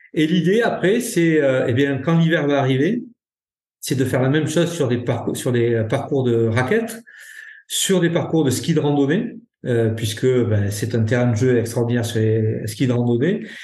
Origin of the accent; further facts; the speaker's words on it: Ariège, Occitania, France; chez nous en Ariège